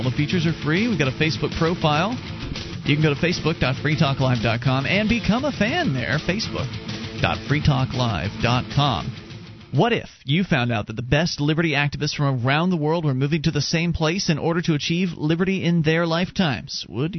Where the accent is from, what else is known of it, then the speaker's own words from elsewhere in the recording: Florida, United States; moved away as an adult; now in New Hampshire, United States; I was born and raised down in Florida